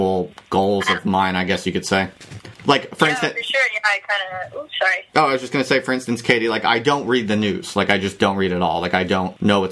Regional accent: United States; moved away as an adult; also born or lived in Philadelphia; now in United Kingdom; I was born and raised in the United States, lived there all my life. I just moved to the UK to take up the job as an academic

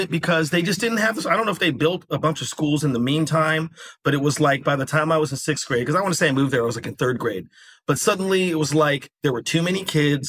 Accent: Las Vegas, Nevada, United States; It is my hometown. I'm talking about Las Vegas, a.k.a. Yeah. Sin City.

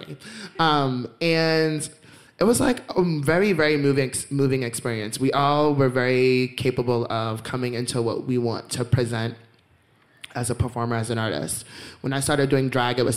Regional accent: Boston, Massachusetts, United States; I was from Dorchester

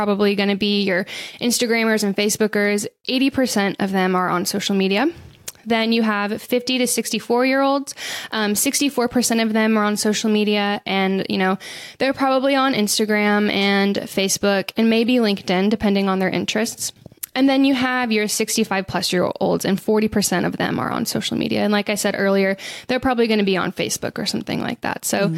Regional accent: the South, United States; I think I'm from the South

